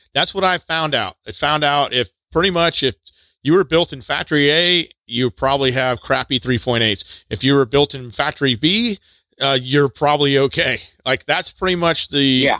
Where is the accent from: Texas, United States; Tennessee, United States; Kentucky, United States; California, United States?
Texas, United States; moved away; I'm from Texas originally